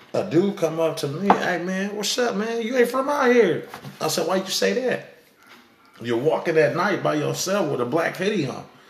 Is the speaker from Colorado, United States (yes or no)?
no; Sacramento, California, United States; we come from Sac